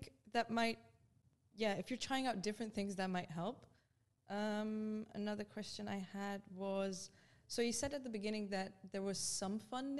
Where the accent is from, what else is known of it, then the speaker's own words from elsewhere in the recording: Netherlands; I grew up in the Netherlands